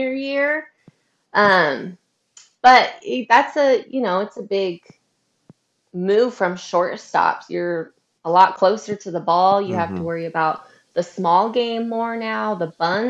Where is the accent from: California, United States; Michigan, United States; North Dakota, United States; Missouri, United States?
California, United States; Northern; also born or lived in Hattiesburg, Mississippi; I'm Northern California, which is very different than Southern California. I'm about an hour north of Sacramento. So I'm in like a small little country town